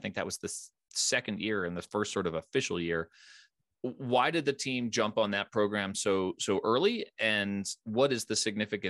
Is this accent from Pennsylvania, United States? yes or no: yes; Philadelphia, Pennsylvania, United States; moved away; also born or lived in Richmond; I grew up in the Philadelphia area.